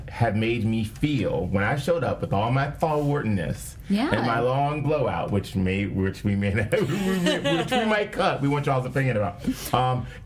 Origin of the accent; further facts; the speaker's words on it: United States; We're from America.